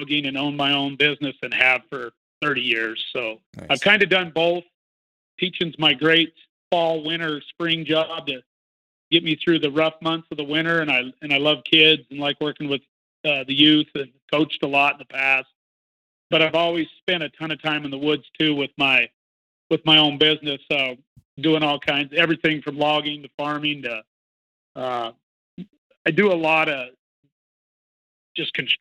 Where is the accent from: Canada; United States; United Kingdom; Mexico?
United States; Idaho; also born or lived in Montana; Born and raised in Idaho, pretty much lived Idaho and Montana my whole life